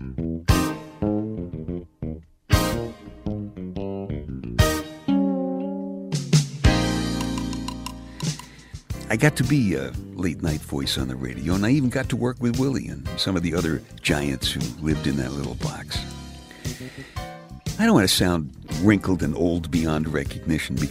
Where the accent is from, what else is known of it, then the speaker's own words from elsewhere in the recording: New York City, New York, United States; when I was just a kid growing up in Brooklyn